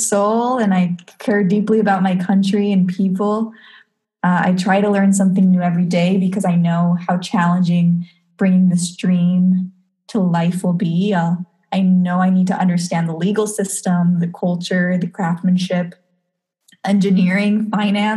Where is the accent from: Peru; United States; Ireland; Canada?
Peru; Growing up in Peru